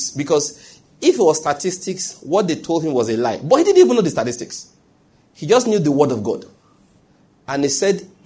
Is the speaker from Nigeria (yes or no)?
yes; Ondo, Nigeria; moved away as an adult; also born or lived in Benin City, Edo State; I grew up in Ondo State, did my schooling in University of Benin